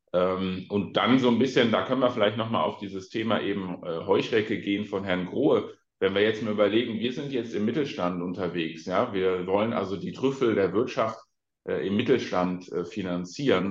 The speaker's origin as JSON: {"language": "German", "area": "Ahr Valley", "region": "Rhineland-Palatinate", "country": "Germany", "said": "ich komme aus dem Ahrtal"}